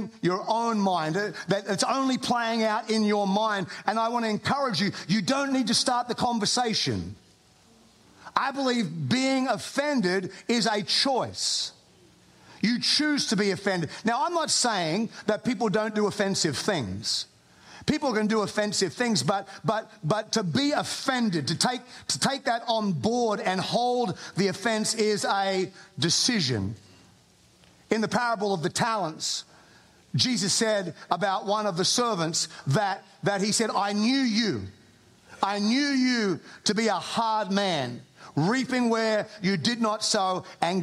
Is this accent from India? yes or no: no; Australia; accent: Australian; moved away as an adult; now in United States; I am an Australian. I have an accent. I've lived in America for 20 years.